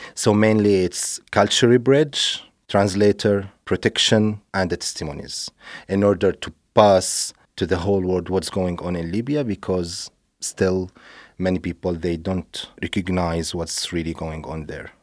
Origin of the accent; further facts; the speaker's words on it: Syria; moved away; I grew up in Syria